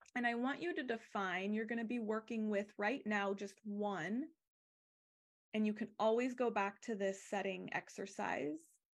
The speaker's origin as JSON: {"language": "English", "region": "Arizona", "country": "United States", "tie": "born or raised there", "also_born_or_lived": "California", "moved": "yes", "said": "I grew up in Arizona"}